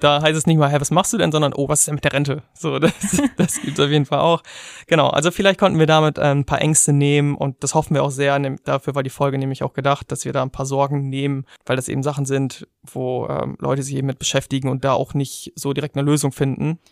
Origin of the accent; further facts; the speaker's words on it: Germany; wir als Deutsche